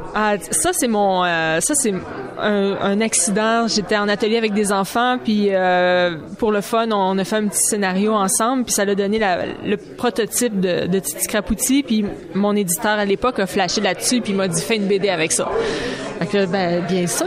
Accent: Saint-Jean-sur-Richelieu, Quebec, Canada; Je viens de la région de Saint-Jean-sur-Richelieu

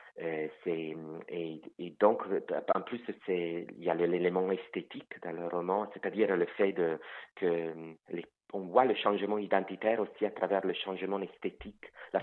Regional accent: Italy; first language Italian; French is a second language; moved away as an adult; also born or lived in France; now in Quebec, Canada; je suis italien, ma langue maternelle c'est l'italien, mais je ne la maîtrise plus

